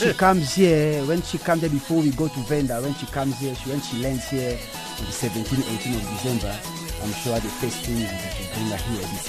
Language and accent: English; DR Congo; now in South Africa; I grew up in Congo. I came here in 1996.